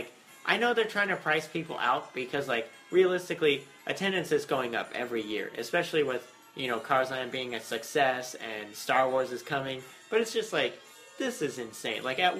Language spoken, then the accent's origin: English; Las Vegas, Nevada, United States; we're from Vegas